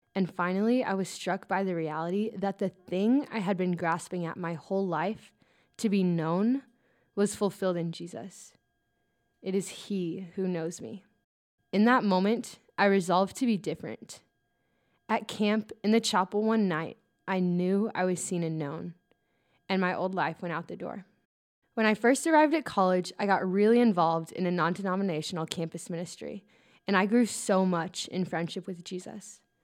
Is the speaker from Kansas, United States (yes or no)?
yes; Protection, Kansas, United States; I'm from Protection, Kansas. It's a tiny town in the middle of nowhere.